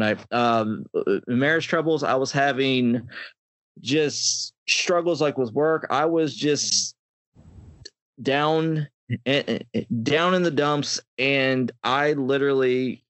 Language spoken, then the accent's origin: English; Pittsburgh, Pennsylvania, United States; now in Myrtle Beach, United States; I currently live in Myrtle Beach, South Carolina right now, but I'm originally from Pittsburgh, Pennsylvania